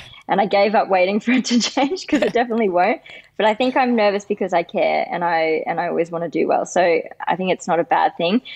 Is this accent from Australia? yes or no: yes; Sydney, New South Wales, Australia; I live in Western Sydney, and I grew up here